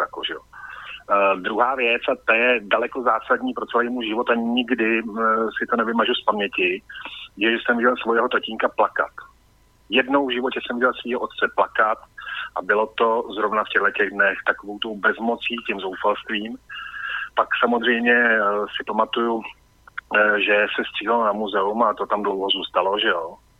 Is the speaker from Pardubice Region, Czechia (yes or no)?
no; a small village outside Prague, Central Bohemian Region, Czechia; já jsem vyrostl za Prahou v relativně malý vesnici, asi já nevím, 900 lidí